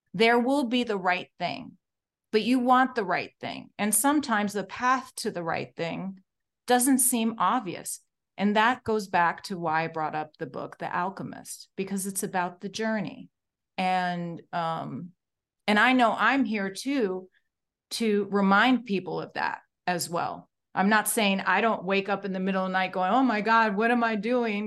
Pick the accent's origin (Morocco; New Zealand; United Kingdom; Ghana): Morocco; moved away; I came all the way from Morocco